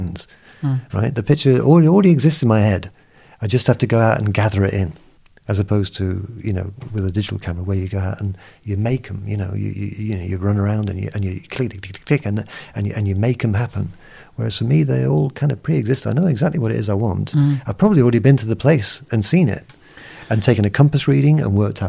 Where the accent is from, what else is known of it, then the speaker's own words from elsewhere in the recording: England, United Kingdom; also born or lived in Lagos, Nigeria; being English